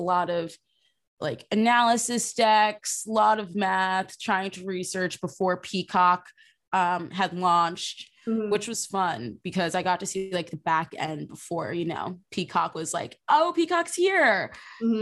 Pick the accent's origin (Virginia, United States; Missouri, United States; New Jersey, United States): New Jersey, United States; I'm from South Jersey